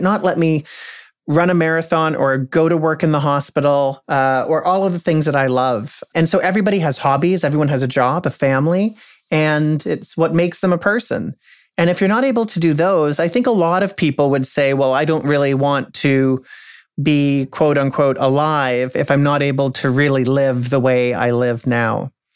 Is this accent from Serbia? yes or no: no; Canada; also born or lived in United States; as a Canadian